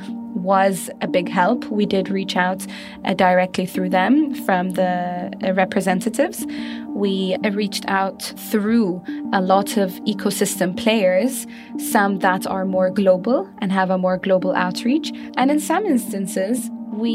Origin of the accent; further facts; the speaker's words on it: Bahrain; I'm from Bahrain, and I'm part of the Expo Live team